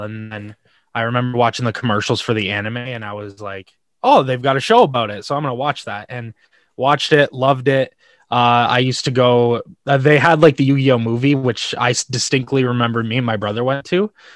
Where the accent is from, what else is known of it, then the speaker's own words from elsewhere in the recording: Canada; I'm from Canada